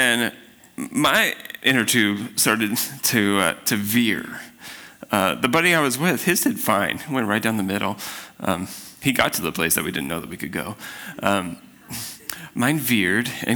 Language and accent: English; Spokane, Washington, United States; I grew up in Spokane